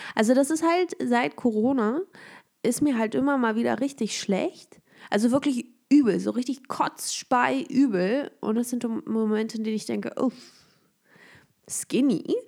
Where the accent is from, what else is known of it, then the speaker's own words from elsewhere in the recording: Germany; ich bin hier mit meiner Heimatstadt